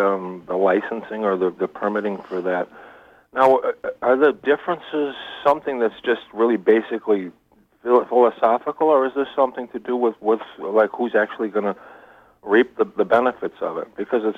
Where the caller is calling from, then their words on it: Brooklyn, New York, United States; Good morning. … in Brooklyn.